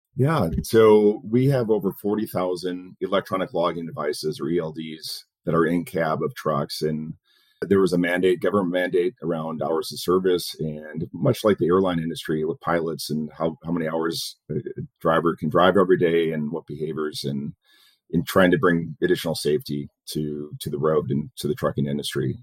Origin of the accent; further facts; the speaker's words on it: Dearborn, Michigan, United States; moved away as an adult; also born or lived in Plymouth, Michigan / Detroit, Michigan / Malibu, California / Chicago, Illinois; now in Phoenix, United States; I grew up in Dearborn in Plymouth.